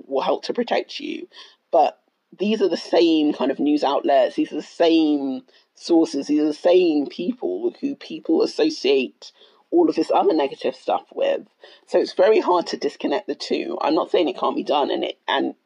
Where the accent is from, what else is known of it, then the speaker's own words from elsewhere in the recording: United Kingdom; So I'm Black Ghanaian. I'm British born, but I'm very proudly Ghanaian